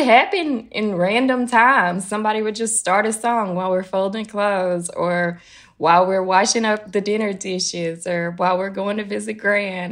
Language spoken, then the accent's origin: English; Tennessee, United States; moved away as an adult; now in New York, United States; growing up in Tennessee